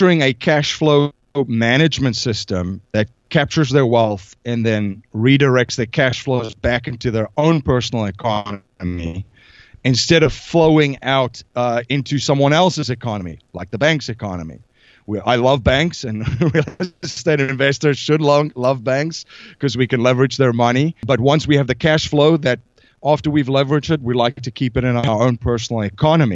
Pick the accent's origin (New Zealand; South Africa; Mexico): South Africa; moved away as an adult; I'm originally from South Africa. I came here in about 2001 with a backpack